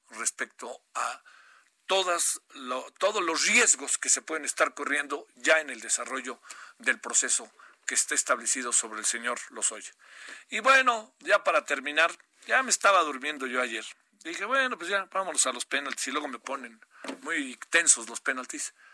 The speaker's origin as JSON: {"language": "Spanish", "region": "Baja California", "country": "Mexico", "tie": "born there", "said": "Yo nací en Baja California y bolas, ¿no?"}